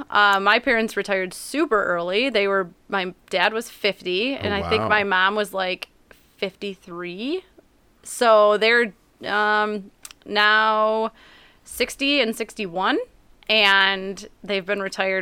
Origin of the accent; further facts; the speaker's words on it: Ortonville, Michigan, United States; also born or lived in Ohio / Ferndale; I grew up in Ortonville.